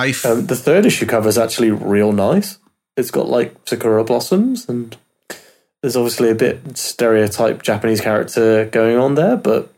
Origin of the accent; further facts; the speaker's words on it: United Kingdom; Obviously, being British, it's a bit of a thrill to get a character from where I'm from.